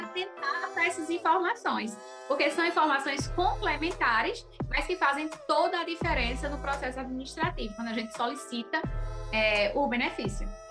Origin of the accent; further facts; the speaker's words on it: Floresta, Pernambuco, Brazil; now in Petrolina, Brazil; Sou florestana, sou natural de Floresta, Pernambuco. Vim residir aqui em Petrolina.